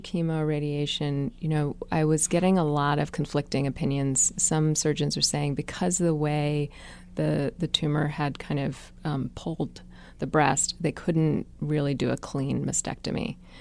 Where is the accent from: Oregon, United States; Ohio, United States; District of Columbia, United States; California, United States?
District of Columbia, United States; Washington; accent: California white girl; also born or lived in Africa / Ethiopia / Eritrea; we grew up in Washington, D C